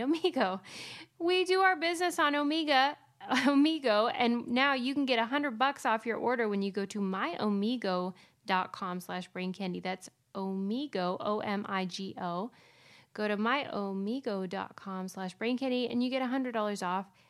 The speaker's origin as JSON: {"language": "English", "town": "Pittsburgh", "region": "Pennsylvania", "country": "United States", "said": "I'm from Pittsburgh"}